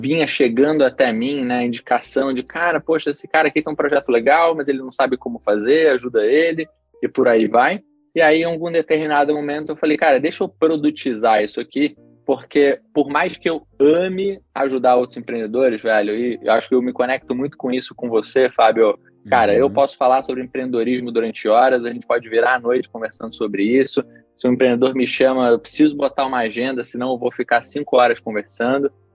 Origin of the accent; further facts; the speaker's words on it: Rio de Janeiro, Brazil; also born or lived in Chicago, United States; sou carioca, né? Mas nessa época ainda morava no Rio